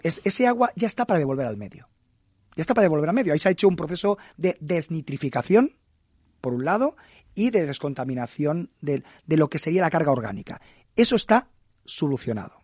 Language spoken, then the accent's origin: Spanish; El Prat de Llobregat, Catalonia, Spain; a mi pueblo, al Prat